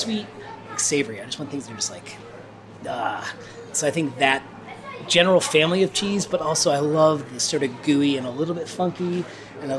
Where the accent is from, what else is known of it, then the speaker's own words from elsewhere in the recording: near Gary, Northern Indiana, United States; moved away as an adult; also born or lived in Michigan / Nashville; now in Asheville, United States; I'm from Northern Indiana, kind of like Gary, kind of on the other side of the border from Chicago